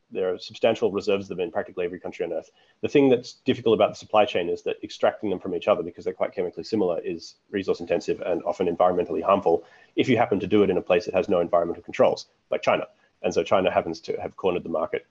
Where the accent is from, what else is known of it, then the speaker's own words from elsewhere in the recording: Australia; growing up in Australia